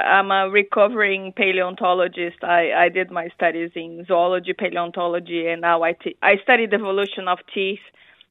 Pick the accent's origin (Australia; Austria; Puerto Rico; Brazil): Brazil; English is a second language; moved away as an adult; now in New Zealand; I came from Brazil to New Zealand to work with him